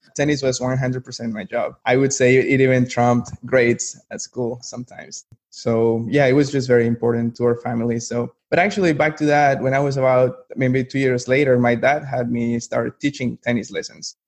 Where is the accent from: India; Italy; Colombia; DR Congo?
Colombia; moved away as an adult; now in Raleigh, United States; I'm from Colombia originally. I was born and raised over there, moved to the US for college, and just kind of ended up staying here